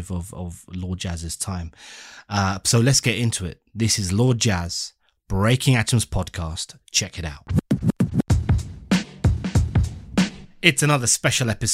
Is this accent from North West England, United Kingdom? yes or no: no; London, United Kingdom; we're from the UK, London